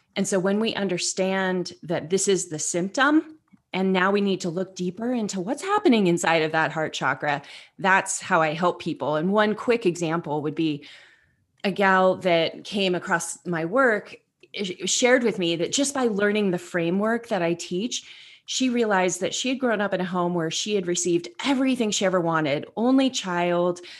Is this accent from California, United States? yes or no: yes; Northern California, United States; I grew up in Northern California